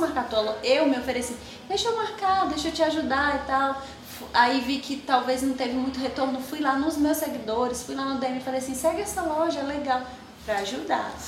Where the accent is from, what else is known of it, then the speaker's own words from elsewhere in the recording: Açailândia, Maranhão, Brazil; moved away; also born or lived in Tocantins; eu morava em Açailândia, Açailândia, Maranhão. É uma cidade de 110 mil habitantes